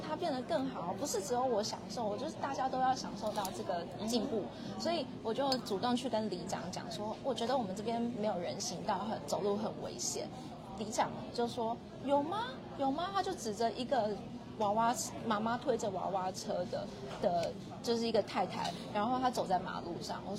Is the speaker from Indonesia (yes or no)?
no; Taiwan; 我们台湾人很常走的，就是一定都会有被车刷卡的经验啊